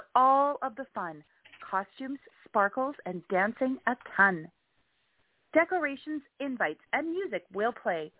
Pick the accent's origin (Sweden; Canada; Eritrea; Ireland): Canada; I'm Canadian